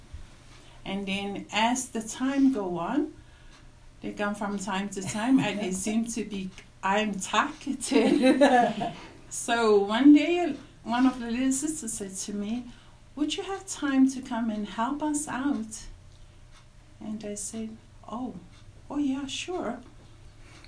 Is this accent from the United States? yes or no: no; Samoa; moved away; I am from Samoa.